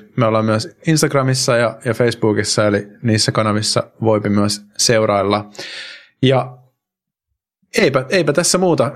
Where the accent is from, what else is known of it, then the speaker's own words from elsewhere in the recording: Finland; now in Spain; mä oon Suomesta